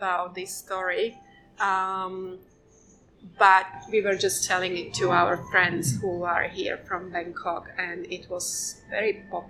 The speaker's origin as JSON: {"language": "English", "country": "Slovakia", "lives_now": "Phuket, Thailand"}